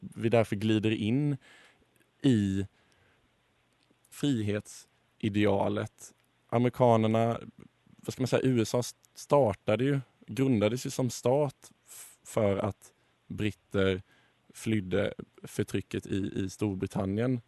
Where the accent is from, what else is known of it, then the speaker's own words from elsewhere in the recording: Sweden; Som svensk